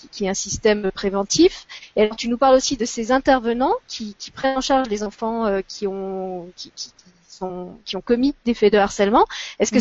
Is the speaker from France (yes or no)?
yes; France; chez nous en France